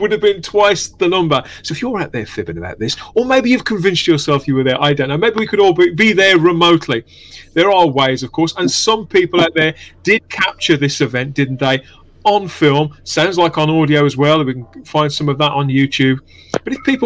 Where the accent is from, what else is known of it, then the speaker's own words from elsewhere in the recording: West Midlands, United Kingdom; as a 8-9-year-old kid growing up in the West Midlands